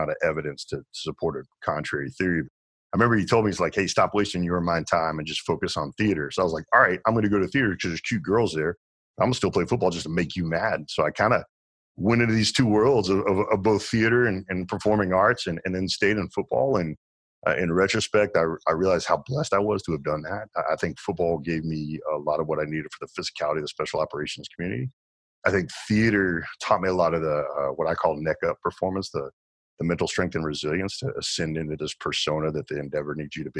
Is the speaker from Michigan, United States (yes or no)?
no; Arkansas, United States; moved away; also born or lived in Dallas-Fort Worth, Texas; grew up in Arkansas